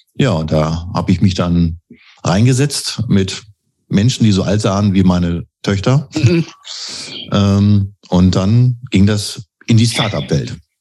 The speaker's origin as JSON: {"language": "German", "town": "Bielefeld", "region": "North Rhine-Westphalia", "country": "Germany", "tie": "born or raised there", "moved": "yes", "said": "gebürtiger Bielefeld und lebe auch wieder hier."}